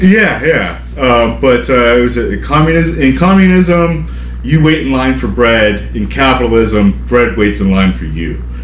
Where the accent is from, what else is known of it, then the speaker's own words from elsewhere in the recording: United States; I'm an American